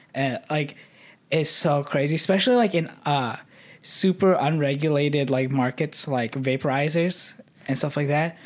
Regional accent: Midwest, United States; growing up in the Midwest

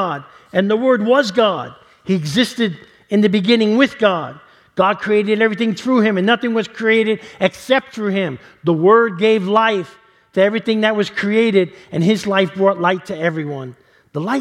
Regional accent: New York City, New York, United States; growing up in New York City and living around mob guys

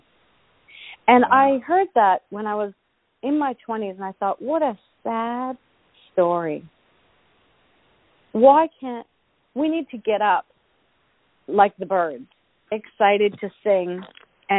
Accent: Canada; I am Canadian, and I was born in February

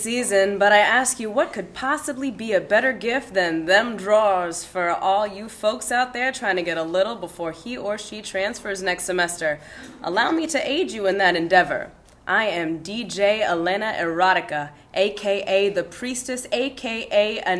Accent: Baltimore, Maryland, United States

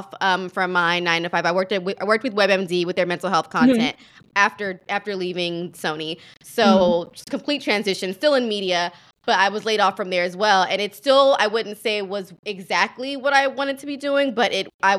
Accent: the South, United States; now in New York, United States; I'm from the South

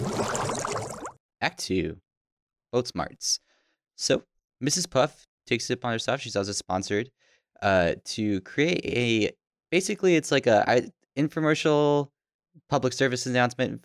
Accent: Tucson, Arizona, United States; growing up in Tucson

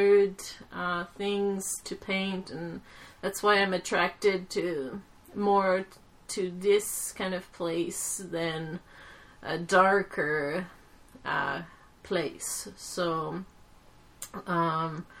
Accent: Quebec, Canada; growing up in Quebec, my father always brought me to the museums

